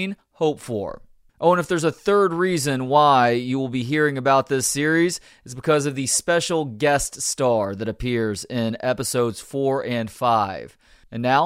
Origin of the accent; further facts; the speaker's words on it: Dallas-Fort Worth area, Texas, United States; I grew up in the Dallas-Fort Worth area